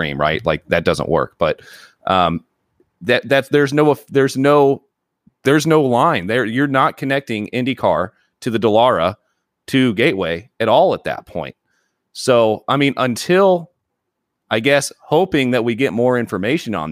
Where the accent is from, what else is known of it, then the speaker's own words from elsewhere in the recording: Terre Haute, Indiana, United States; I grew up an hour away from the racetrack in Terre Haute